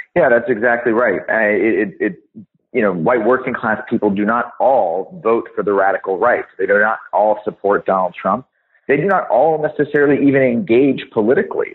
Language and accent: English; Los Angeles, California, United States; accent: American; I grew up in Los Angeles, California, and went to public schools my whole life until until I went to university.